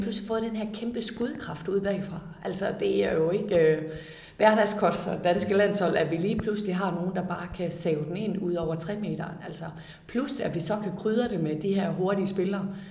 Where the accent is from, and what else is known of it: Denmark